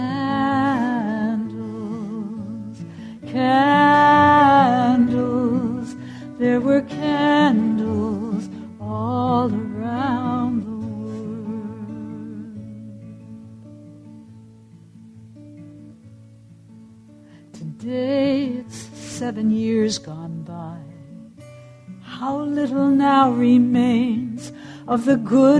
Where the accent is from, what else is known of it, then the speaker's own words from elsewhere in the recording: United States; as an American